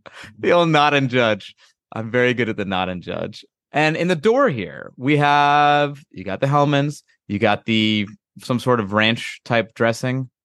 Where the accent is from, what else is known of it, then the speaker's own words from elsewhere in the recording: East Coast, United States; I grew up on the East Coast